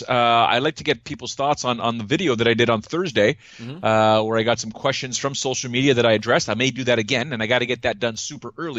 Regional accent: Toronto, Ontario, Canada

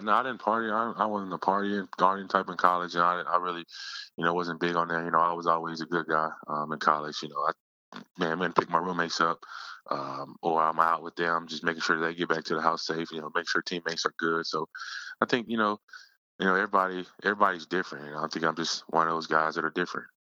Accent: Yazoo City, Mississippi, United States; moved away as an adult; now in Philadelphia, United States; back in my hometown, Yazoo City

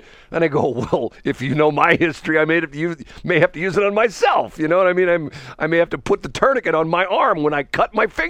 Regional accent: North County, Missouri, United States; When I was a kid growing up in North County

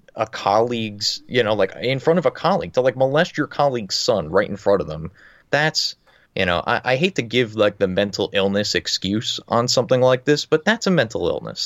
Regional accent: New Jersey, United States; I'm from New Jersey

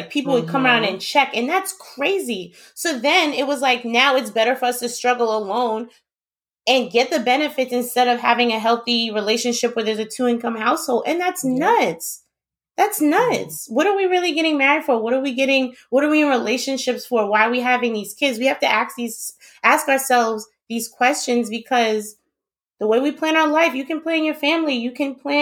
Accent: New York, United States; moved away; also born or lived in Queens; I'm from New York

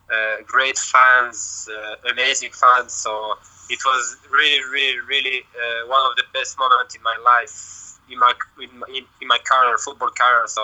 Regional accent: Lyon, Auvergne-Rhône-Alpes, France; English is a second language; also born or lived in Marseille, France; me I'm born in France in not Marseille but uh, Lyon the city is Lyon and uh, so I have uh, I have two nationality: France and Serbia I grew, I grew up in France and I as well, of course, I speak French and uh, even Serbian.

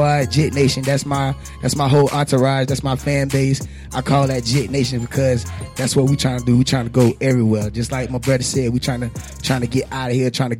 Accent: Tampa, Florida, United States; I'm from West Tampa.

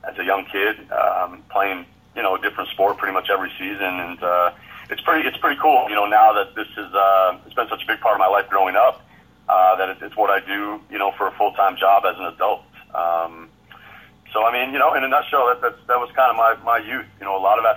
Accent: Barre, Vermont, United States; moved away as an adult; also born or lived in Plattsburgh, New York; now in Moncton, Canada; I was born in upstate New York, Plattsburgh, New York, to be exact. But I was raised in Barrie, Vermont, which is located in central Vermont. That's where I pretty much spent all my youth years growing up there.

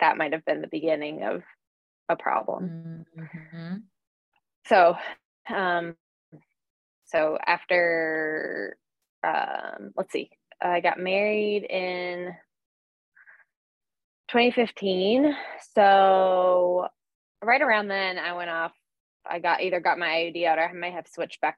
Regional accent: North Carolina, United States; also born or lived in Astoria, New York; now in New York, United States; I grew up in North Carolina

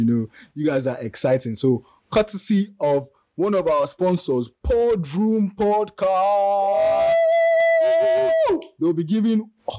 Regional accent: Nigeria; As a Nigerian

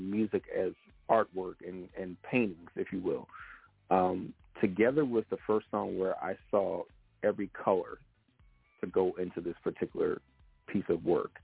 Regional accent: Philadelphia, Pennsylvania, United States; I am from a soulful city called Philadelphia.

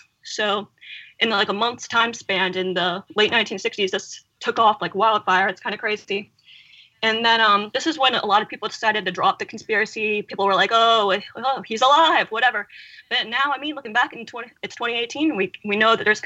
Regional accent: Northeast Ohio, United States; moved away as an adult; now in Columbus, United States; I'm actually from Northeast Ohio, but I'm currently a student at Ohio State University, so I'm in Columbus right now

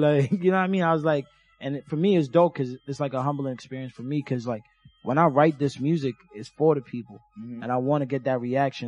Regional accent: Jamaica; now in United States; I'm from Jamaica, so I grew up with like Jamaican music.

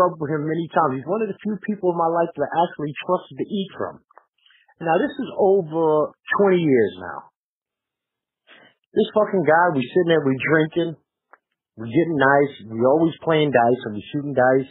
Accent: New York City, New York, United States; we're from New York

